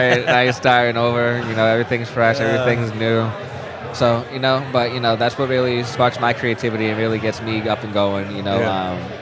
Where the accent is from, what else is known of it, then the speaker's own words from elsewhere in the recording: Quincy, Massachusetts, United States; my hometown of Quincy, Mass.